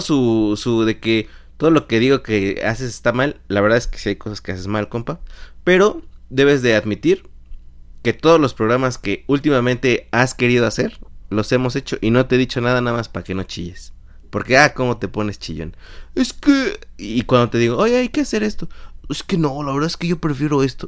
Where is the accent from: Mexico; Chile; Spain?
Mexico; moved away; como mexicanos